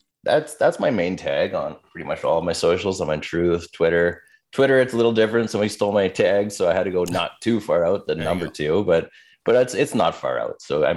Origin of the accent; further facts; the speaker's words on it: Canada; despite the fact that I'm a Canadian